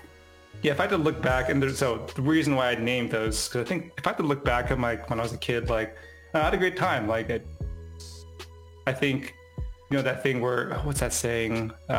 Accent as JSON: {"language": "English", "town": "Roosevelt", "country": "United States", "tie": "born or raised there", "said": "Like I was growing up in Roosevelt all the time."}